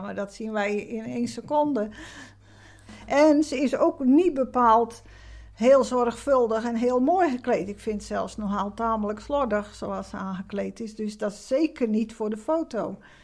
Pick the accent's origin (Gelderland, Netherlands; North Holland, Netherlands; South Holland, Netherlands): South Holland, Netherlands; Krimpen aan den IJssel; moved away as an adult; now in Middelburg, Netherlands; ik ben zelf niet geboren in Zeeland, maar in uh, Krimp bij Rotterdam in de buurt. Ik ben op mijn 25ste in Middelburg komen wonen voor mijn werk.